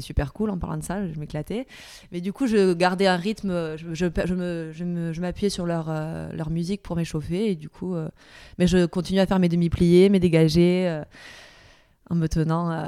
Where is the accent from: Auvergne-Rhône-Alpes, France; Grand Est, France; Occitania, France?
Occitania, France; Perpignan; accent: southern; also born or lived in Paris; 31 ans et je viens de Perpignan, dans le sud de la France.